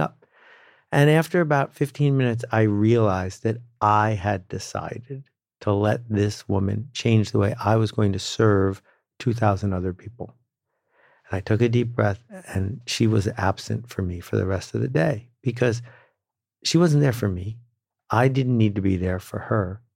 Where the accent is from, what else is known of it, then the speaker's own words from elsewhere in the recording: Northern Canada, Canada; I grew up in Northern Canada and became a canoeing instructor when I was sixteen